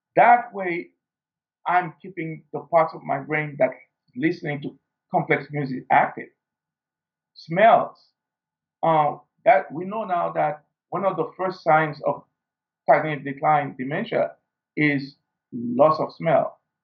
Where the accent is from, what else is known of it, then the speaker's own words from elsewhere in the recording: Haiti; growing up in Haiti, we didn't have the luxury of uh, a first world